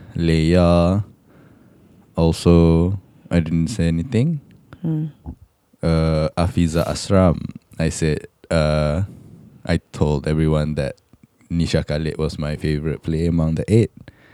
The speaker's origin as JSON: {"language": "English", "region": "Kedah", "country": "Malaysia", "moved": "yes", "said": "because I'm from Kedah"}